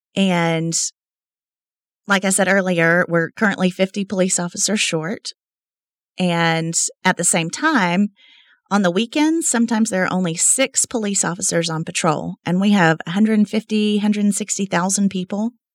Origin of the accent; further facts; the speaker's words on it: Lubbock, Texas, United States; moved away as an adult; now in Midland, United States; I was born and raised in Lubbock, Texas